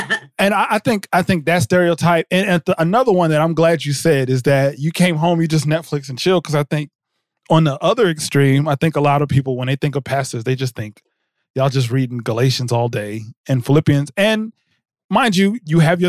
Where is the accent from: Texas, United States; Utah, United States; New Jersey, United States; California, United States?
New Jersey, United States; I grew up with that in New Jersey